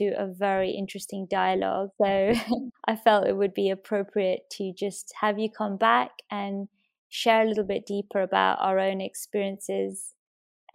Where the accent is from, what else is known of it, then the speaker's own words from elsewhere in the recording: United Kingdom; I grew up in the UK and I was born in the UK